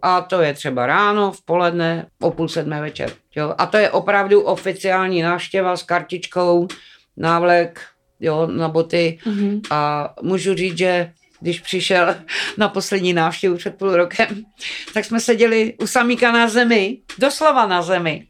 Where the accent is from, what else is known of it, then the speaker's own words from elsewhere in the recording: Czechia; also born or lived in Karviná / Dačice; já jsem vyrůstala na vsi, měla jsem na starosti brášku, to bylo moje první dítě. Mm. Bráchovi bylo Půl roku mě devět a půl, když jsme se přistěhovali z Karviné